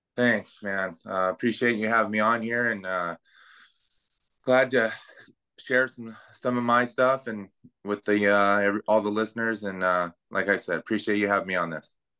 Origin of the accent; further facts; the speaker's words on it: Pinyon Hills, California, United States; also born or lived in Pasadena, California / Covina, California; my mom moved me with my, up to my grandparents' house in Pinyon Hills, California, by Feeland Wrightwood Ski Resort up in that area.